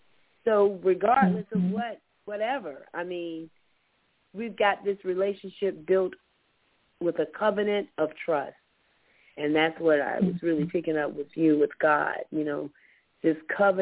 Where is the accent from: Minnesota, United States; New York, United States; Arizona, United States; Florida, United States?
Florida, United States; now in Georgia, United States; I mean, I'm from Florida, of course, but being here in Georgia, it's been really weird.